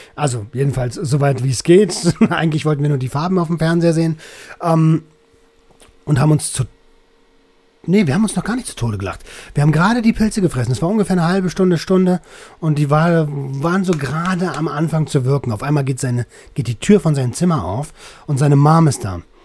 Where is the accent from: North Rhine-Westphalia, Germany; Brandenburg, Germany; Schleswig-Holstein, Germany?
Brandenburg, Germany; Velten; Ich komme aus der Nähe von Berlin